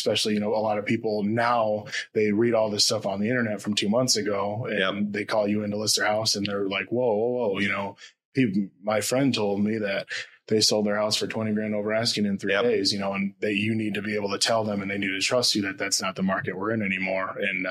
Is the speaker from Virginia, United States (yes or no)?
no; Muskegon, Michigan, United States; also born or lived in Midland, Michigan; I was born in Muskegon, went to school, in Muskegon, left for college, went to Midland for college.